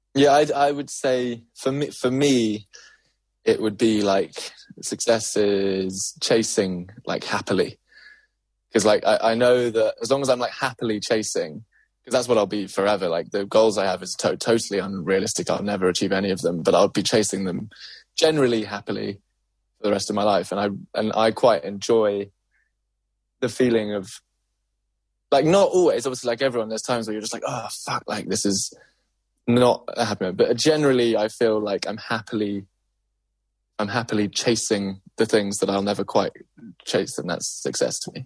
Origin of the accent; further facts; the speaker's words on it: London, United Kingdom; growing up in South London